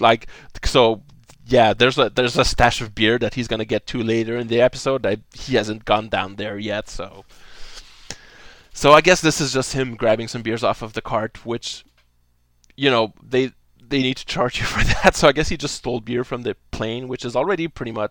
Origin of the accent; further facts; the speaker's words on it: Canada; we're Canadian